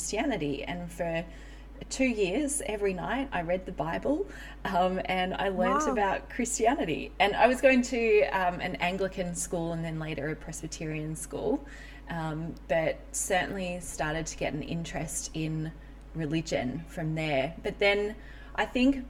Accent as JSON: {"language": "English", "town": "Melbourne", "region": "Victoria", "country": "Australia", "tie": "born or raised there", "said": "I grew up in Melbourne, Australia"}